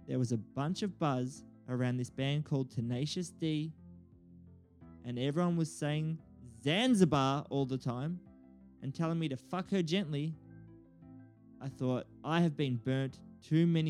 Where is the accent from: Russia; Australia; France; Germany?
Australia; Bendigo, Victoria; I was born in Bendigo, a regional town in Australia.